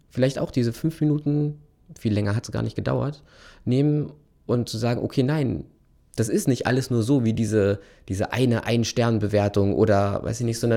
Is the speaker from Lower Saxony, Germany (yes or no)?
no; North Rhine-Westphalia, Germany; ich komme ja aus Ostwestfalen